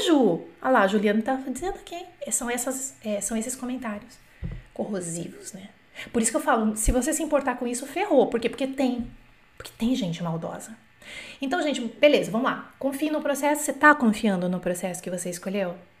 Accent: Brazil; eu sou brasileira, não sou nativa

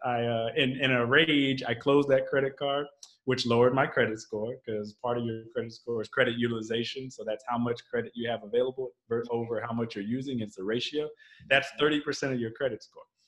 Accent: Texas, United States; I grew up in Texas

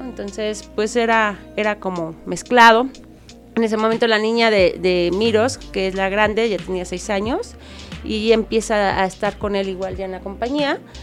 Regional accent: Querétaro, Mexico; Yo soy queretana

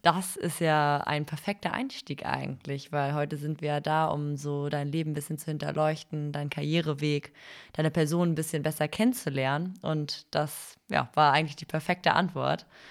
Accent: Eutin, Schleswig-Holstein, Germany; Wir sitzen hier im wunderschönen Eutin, das ist auch mein Heimatort

